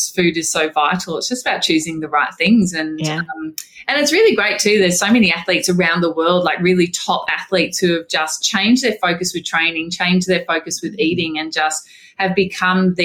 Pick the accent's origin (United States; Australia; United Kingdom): Australia; Wamuran, Queensland; I grew up in Wormuran in Queensland